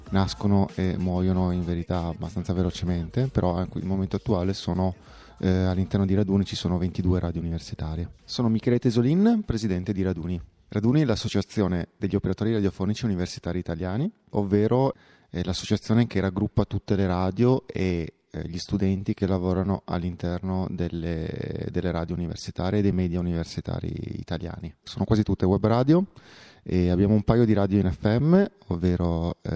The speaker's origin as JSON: {"language": "Italian", "country": "France", "second_language": "Italian", "said": "Buongiorno Italia, eh … sono francese, sono francese."}